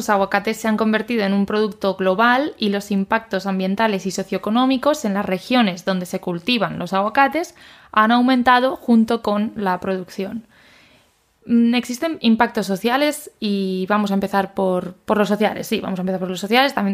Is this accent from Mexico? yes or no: no; Spain